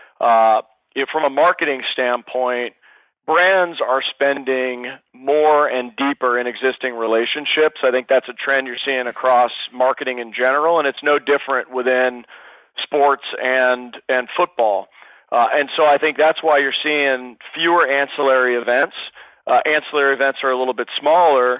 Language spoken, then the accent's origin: English; Sacramento, California, United States; I was born and raised in Sacramento.